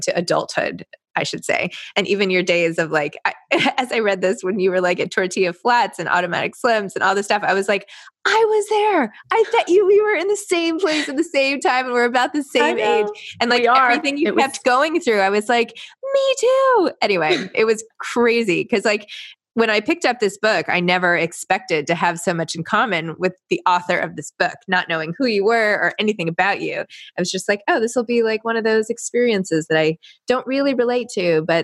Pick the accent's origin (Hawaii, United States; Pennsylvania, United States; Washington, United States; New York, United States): New York, United States; I grew up in New York